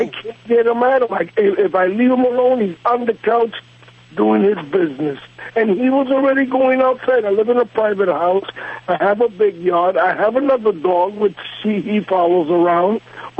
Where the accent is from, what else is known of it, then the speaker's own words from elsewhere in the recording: New York, United States; Well, I'm originally from New York with Puerto Rican ancestry.